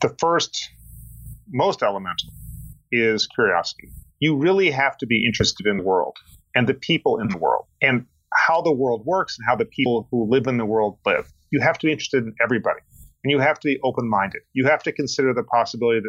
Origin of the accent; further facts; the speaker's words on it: Boulder, Colorado, United States; I grew up in Boulder, Colorado